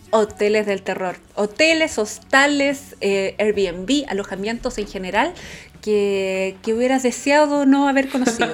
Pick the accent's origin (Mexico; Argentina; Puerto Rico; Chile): Chile; now in Hamburg, Germany; yo también soy chilena, más chilena que los porotos, pero vivo ahora en Hamburgo